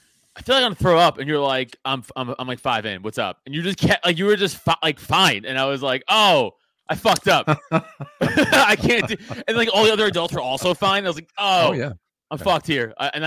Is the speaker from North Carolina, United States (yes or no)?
no; Staten Island, New York, United States; So, you know, again, we're from Staten Island. We saw the fucking, I say all the time, I saw the smoke from our fucking house.